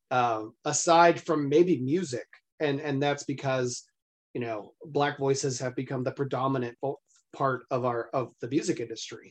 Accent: Texas, United States; I've lived in Texas my entire life

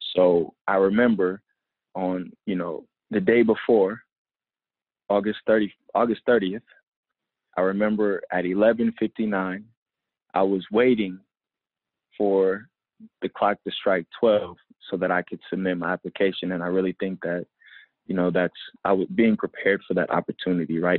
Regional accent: Oakland, California, United States; also born or lived in Compton, United States / Los Angeles, United States / Washington State, United States; So I, I kind of identify with Oakland, you know, as my as where I spent my formative years. I went to Berkeley High

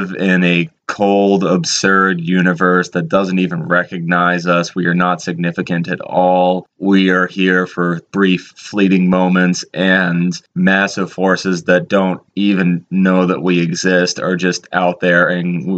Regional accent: Danvers, Massachusetts, United States; I was born and raised in the town of Danvers, Massachusetts

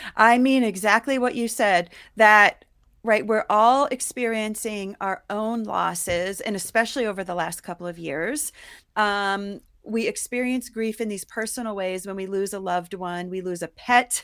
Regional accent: Ohio, United States; also born or lived in New York; now in Colorado, United States; I grew up in Ohio, and then I moved to New York

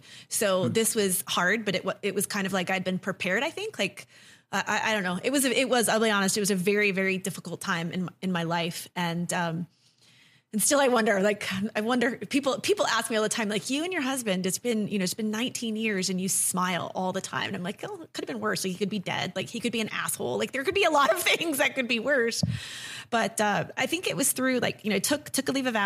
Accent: New England, United States; moved away as an adult; also born or lived in Chicago; I'm from New England originally.

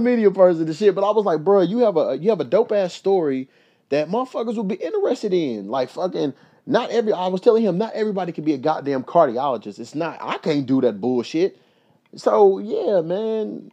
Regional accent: Louisville, Kentucky, United States; now in Los Angeles, United States; my hometown, Louisville

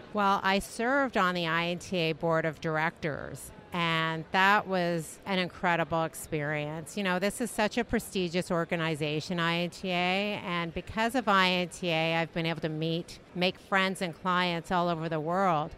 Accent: Canada; I'm from Canada

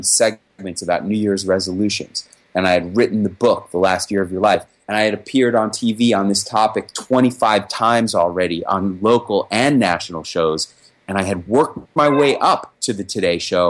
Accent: New York, United States; That's my native. That's my hometown.

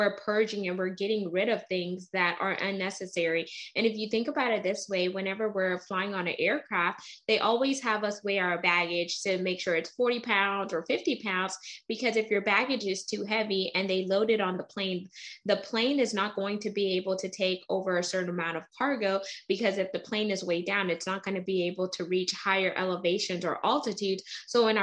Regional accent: United States; I'm first generation American. So my dad was South American and my mom is Caribbean. So, but I grew up in the States.

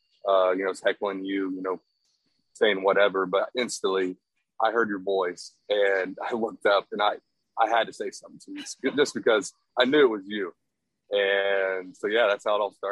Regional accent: Texas, United States; I'm from Texas, born and raised

